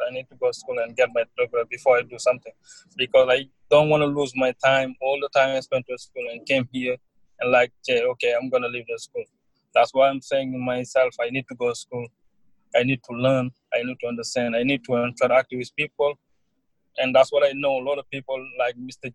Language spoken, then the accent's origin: English; Senegal; now in New York, United States; I'm from Senegal. Yeah, I came to New York about 2016